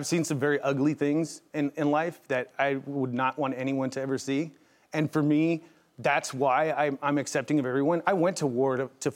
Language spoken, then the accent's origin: English; San Diego, California, United States; now in Colorado Springs, United States; I'm born and raised in San Diego, but in Colorado, that's my family